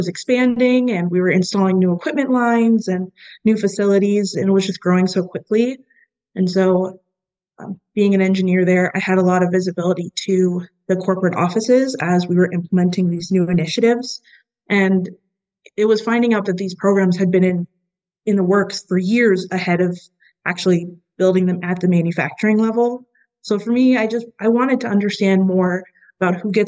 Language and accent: English; Silver Spring, Maryland, United States; moved away as an adult; now in Virginia, United States; I was born and raised in Silver Spring, Maryland